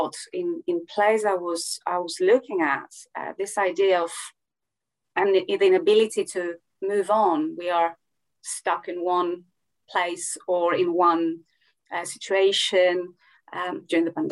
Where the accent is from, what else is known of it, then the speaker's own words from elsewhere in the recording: Greece; I come from Greece